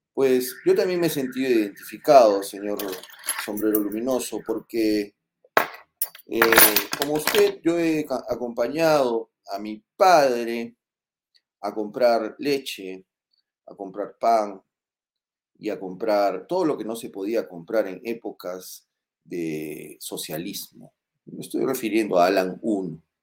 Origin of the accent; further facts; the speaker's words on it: Moquegua, Peru; yo no nací en Puña, yo nací en Moquegua